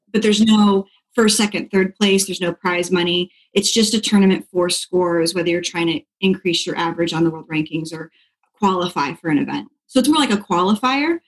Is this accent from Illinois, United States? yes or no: yes; Dixon, Illinois, United States; also born or lived in Pensacola, Florida; now in Florida, United States; I am from a really small town outside of Chicago called Dixon, so okay. northern Illinois.